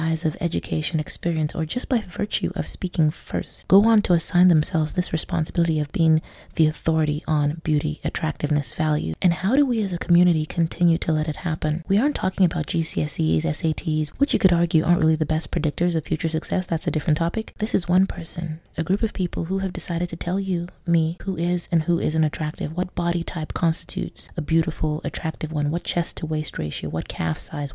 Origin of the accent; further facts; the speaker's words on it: Nigeria; now in Hong Kong; I'm Nigerian in Hong Kong